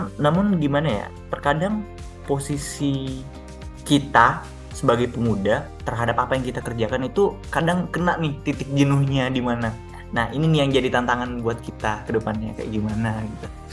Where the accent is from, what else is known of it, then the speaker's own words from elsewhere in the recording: South Sulawesi, Indonesia; kita dari timur ya, kita dari Sulsel